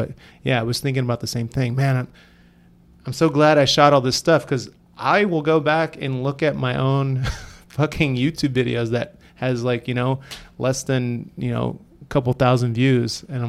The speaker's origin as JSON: {"language": "English", "town": "San Francisco", "region": "California", "country": "United States", "tie": "born or raised there", "said": "growing up in San Francisco, like I would notice a lot of graffiti."}